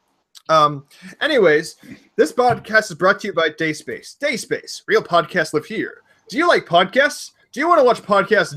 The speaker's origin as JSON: {"language": "English", "country": "Canada", "said": "I'm Canadian"}